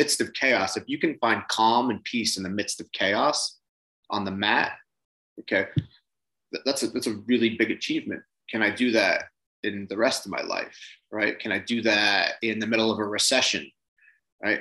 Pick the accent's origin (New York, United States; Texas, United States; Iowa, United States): New York, United States; Long Island; So I grew up in Long Island, same as you. I grew up more on the East End